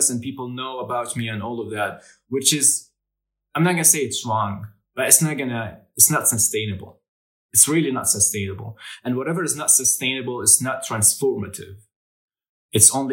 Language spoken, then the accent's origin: English; Jordan; I come from Jordan, and in Jordan, the average that you get, the GPA that you get, dictates what kind of major you will enroll